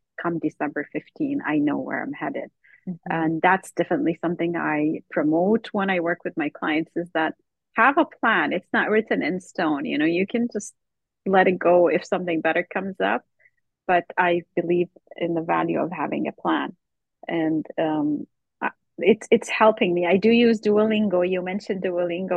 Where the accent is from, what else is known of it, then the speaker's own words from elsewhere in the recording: Lebanon; now in Canada; I was born in Lebanon and raised in Lebanon